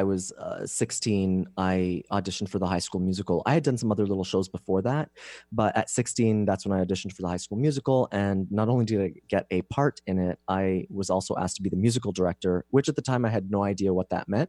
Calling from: San Diego, California, United States; San Diego.

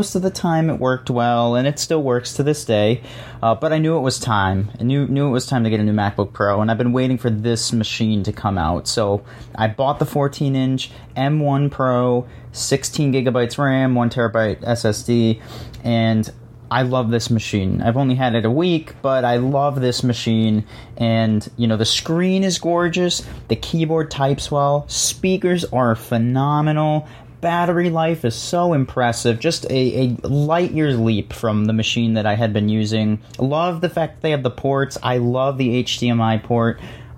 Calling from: Scranton, Pennsylvania, United States; I'm from the Scranton, Pennsylvania region.

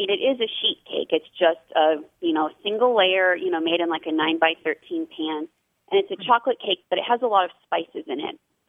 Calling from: Fort Worth, Texas, United States; I'm calling from Fort Worth, Texas.

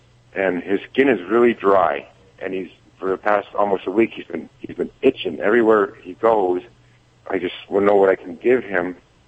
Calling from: New Ringgold, Pennsylvania, United States; New Ringgold, Pennsylvania. That's in Schuylkill County.

